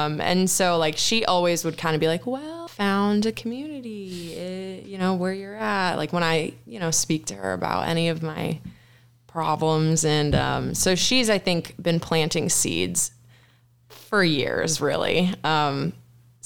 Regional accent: Chicago suburbs, Illinois, United States; moved away as an adult; also born or lived in Iowa; now in Nashville, United States; I'm from the Chicago suburbs, grew up as a Catholic my whole life

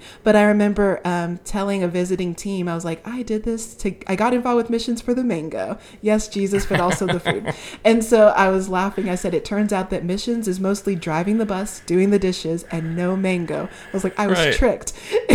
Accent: Las Vegas, Nevada, United States; I am a missionary in, actually, ironically, my hometown of Las Vegas, Nevada

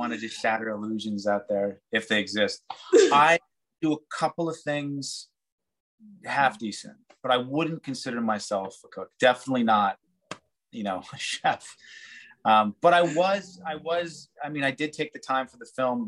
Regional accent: Montreal, Quebec, Canada; accent: Montreal; I actually spent quite a bit of time with a dialect coach trying to neutralize my Montreal accent

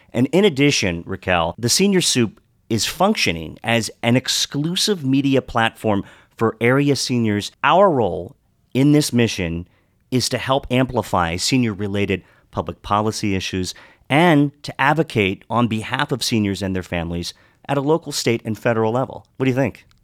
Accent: Western Maryland, United States; moved away as an adult; also born or lived in Pittsburgh; I grew up in Western Maryland, went to school in Pittsburgh

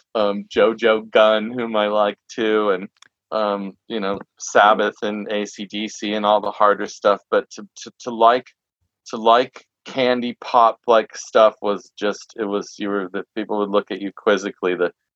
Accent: Santa Barbara, California, United States; growing up in Santa Barbara

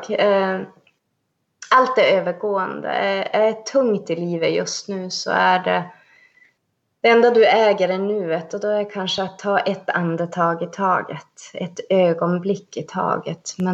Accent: Sweden; Och när folk säger, ja men du är ju svensk, nej jag är same.

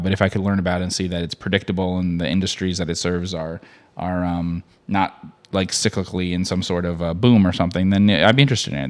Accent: United States

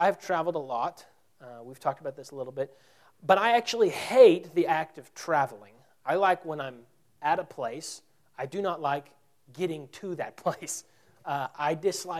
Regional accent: Texas, United States; we're from Texas.

